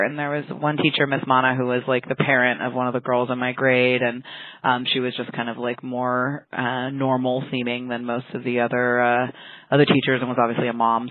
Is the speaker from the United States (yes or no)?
yes; San Francisco, California, United States; I grew up in San Francisco